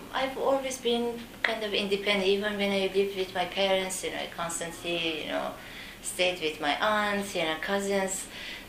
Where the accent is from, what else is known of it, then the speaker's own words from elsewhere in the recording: Iran; moved away as an adult; also born or lived in Turkey; now in Canada; I'm from Iran and I'm familiar living in developing countries